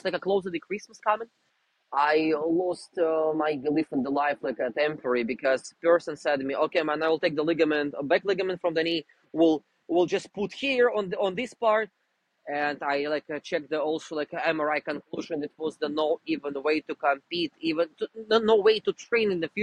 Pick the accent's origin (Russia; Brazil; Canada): Russia; English is a second language; moved away; I'm originally from Russia